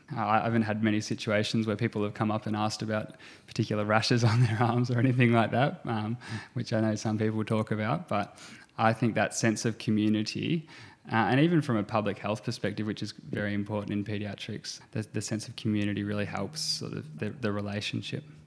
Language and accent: English; Gippsland, Victoria, Australia; also born or lived in Geelong / Melbourne; I grew up in Gippsland